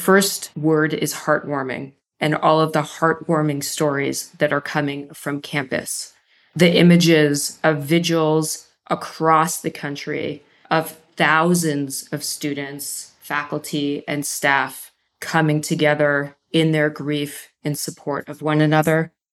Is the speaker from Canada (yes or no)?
yes; Canada; I'm from Canada. My wife is from Israel.